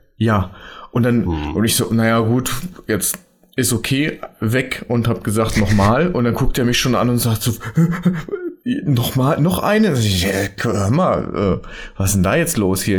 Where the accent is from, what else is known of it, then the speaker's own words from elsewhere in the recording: Rhineland-Palatinate, Germany; also born or lived in Mainz; ich bin ja Pfälzer